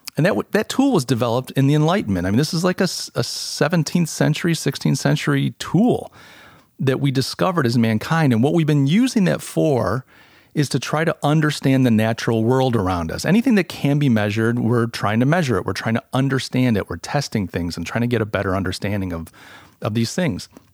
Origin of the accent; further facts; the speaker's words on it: Rochester, New York, United States; now in Charleston, United States; I come from Rochester, New York. Uh, I'm a refugee out in, uh, uh, to, out of Rochester to Charleston